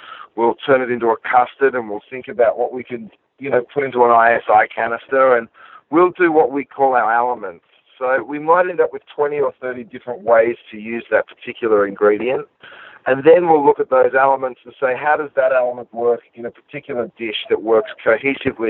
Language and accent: English; Australia; moved away as an adult; now in Los Angeles, United States; growing up in Australia? There was literally a butcher shop on every corner.